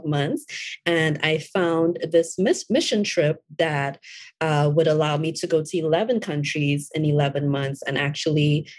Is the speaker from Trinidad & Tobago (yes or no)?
yes; Trinidad & Tobago; also born or lived in Florida, United States; now in Atlanta, United States; I was born and raised in Trinidad and Tobago.